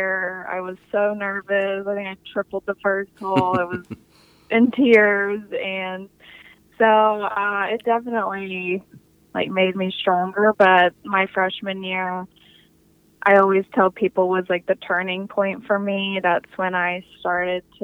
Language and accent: English; Texas, United States; I'm from Texas